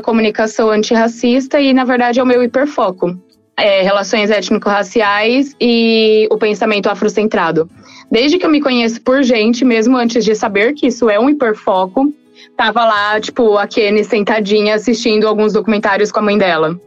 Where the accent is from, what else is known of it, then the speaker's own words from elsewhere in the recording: Guarulhos, São Paulo, Brazil; moved away as an adult; now in Frederico Westphalen, Brazil; sou de Guarulhos, São Paulo. Atualmente eu moro no Rio Grande do Sul, em Frederico, justamente devido à faculdade.